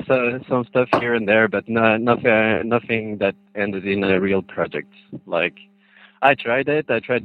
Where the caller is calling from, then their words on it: Switzerland; I'm calling from Switzerland.